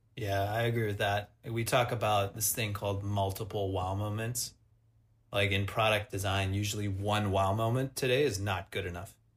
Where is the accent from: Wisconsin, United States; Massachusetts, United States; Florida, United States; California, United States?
Wisconsin, United States; moved away; also born or lived in Montreal; I'm from Wisconsin.